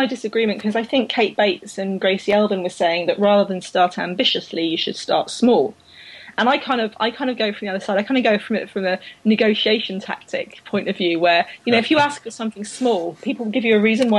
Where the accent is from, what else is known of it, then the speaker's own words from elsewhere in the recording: United Kingdom; I'm British.